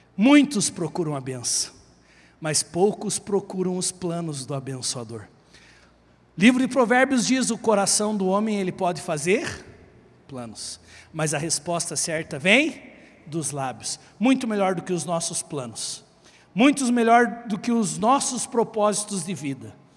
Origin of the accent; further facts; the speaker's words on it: Guarapuava, Paraná, Brazil; Eu sou filho de um baiano com a cearense que vieram tentar a vida no sul, e eu já nasci em Guarapuava